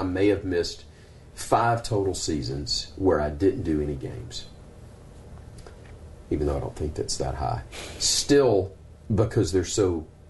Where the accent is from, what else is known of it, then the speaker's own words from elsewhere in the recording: Birmingham, Alabama, United States; It's what I grew up going to in Birmingham in the late 70s